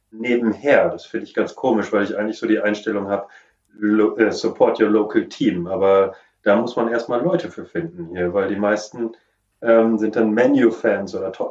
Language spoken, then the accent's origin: German; Lower Saxony, Germany; Ich bin äh, original, bin ich Ostfriese, darum habe ich so eine äh, gewisse emotionale Verbindung zum Mo